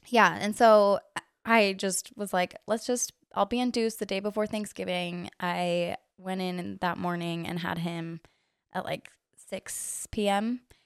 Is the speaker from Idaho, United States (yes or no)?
no; Orem, Utah, United States; I am from here, from Orem. Grew up I literally never moved out of the neighborhood that I lived